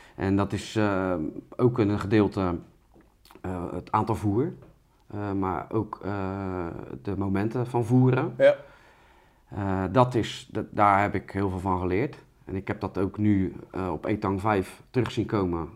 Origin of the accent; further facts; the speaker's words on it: Rotterdam, South Holland, Netherlands; als Rotterdammer